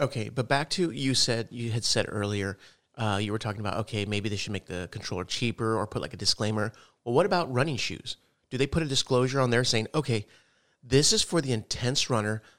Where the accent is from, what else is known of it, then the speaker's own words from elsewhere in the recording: El Paso, Texas, United States; moved away; also born or lived in Odessa, Texas; we're from El Paso